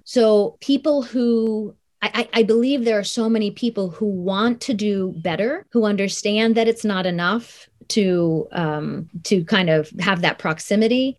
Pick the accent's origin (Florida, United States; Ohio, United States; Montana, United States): Ohio, United States; Columbus; also born or lived in Tokyo, Japan; So I was born in Tokyo, but I grew up in Columbus, Ohio, after the age of two